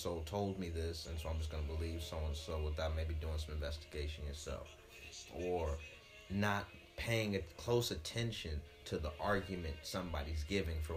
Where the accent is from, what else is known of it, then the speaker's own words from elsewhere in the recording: St. Louis, Missouri, United States; moved away as an adult; also born or lived in Atlanta, Georgia / Memphis; Born and raised in St. Louis, Missouri.